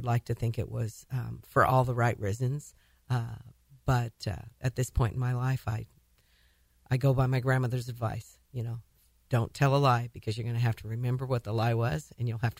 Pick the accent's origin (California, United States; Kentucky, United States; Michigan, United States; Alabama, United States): California, United States; Tulare; also born or lived in Bakersfield, California / Fresno, California; I was born in Bakersfield. My folks... moved to Tulare. My dad got transferred with a phone company when I was about three